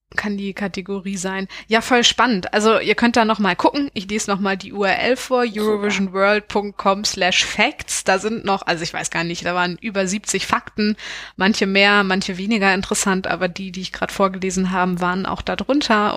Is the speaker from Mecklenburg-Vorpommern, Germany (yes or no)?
yes; near Schwerin, Mecklenburg-Vorpommern, Germany; ich bin aufgewachsen in der Nähe von Schwerin